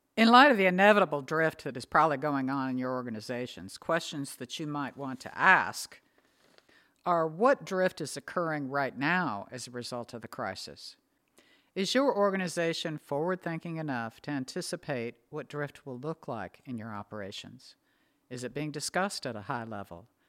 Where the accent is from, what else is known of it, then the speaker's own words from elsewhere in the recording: Northwest, United States; now in the South, United States; Growing up in the Northwest, we always had stocked pantries and freezers.